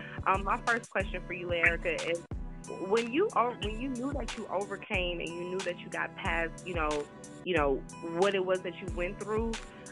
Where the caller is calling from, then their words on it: Atlanta, Georgia, United States; I am calling from Atlanta, Georgia.